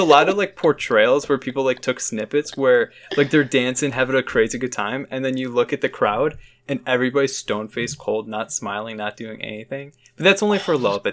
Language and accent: English; Chicago suburbs, Illinois, United States; I'm from the suburbs